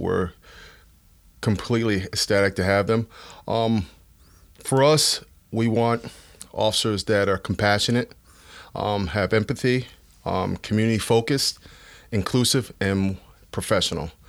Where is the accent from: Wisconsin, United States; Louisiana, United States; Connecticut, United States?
Connecticut, United States; Bridgeport; also born or lived in New London, Connecticut; I'm from Bridgeport, where I was born and raised.